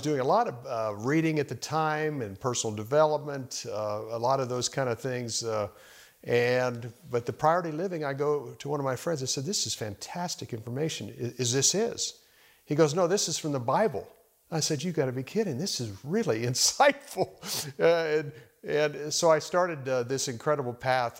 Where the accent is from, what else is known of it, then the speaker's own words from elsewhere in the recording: Arizona, United States; moved away as an adult; also born or lived in Dallas, Texas; now in Washington, D.C., United States; growing up in Arizona